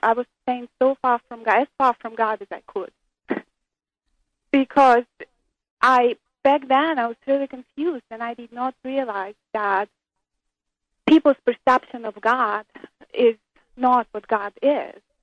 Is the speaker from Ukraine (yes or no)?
yes; Ukraine; moved away as an adult; also born or lived in Israel; I was born in Soviet Ukraine